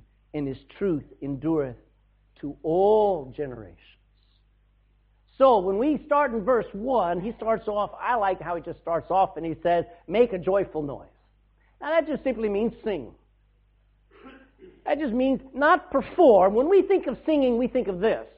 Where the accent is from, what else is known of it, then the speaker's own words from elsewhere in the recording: Texas, United States; now in Ireland; I come from a different culture. I came from Texas